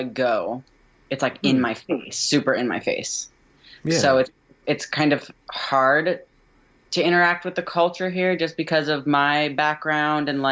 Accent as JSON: {"language": "English", "town": "Cincinnati", "region": "Ohio", "country": "United States", "tie": "born or raised there", "moved": "yes", "lives_now": "Chicago, United States", "said": "I grew up in Cincinnati, Ohio"}